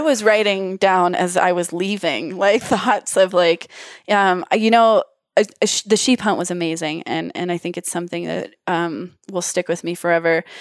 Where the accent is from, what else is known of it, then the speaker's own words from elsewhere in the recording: Wyoming, United States; I'm in Wyoming. I grew up in Wyoming